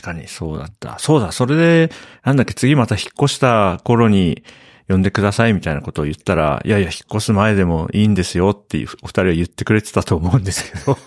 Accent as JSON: {"language": "Japanese", "region": "Hokkaido", "country": "Japan", "tie": "born or raised there", "also_born_or_lived": "Tokyo / Nasushiobara, Tochigi", "moved": "yes", "lives_now": "Matsumoto, Japan", "said": "僕はまあ北海道出身なんで、割と、あの、林の近くみたいなところに住んでたんで、まあもともと僕は田舎出身なんですけれども"}